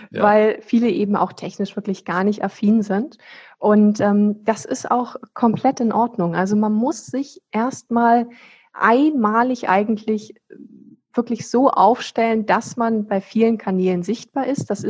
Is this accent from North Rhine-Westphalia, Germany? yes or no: no; Flensburg, Schleswig-Holstein, Germany; Also ich, ich bin ja selber so ein deutsches Nordlicht. Ich komme hier aus Flensburg im Ursprung, das ist an der dänischen Grenze ganz oben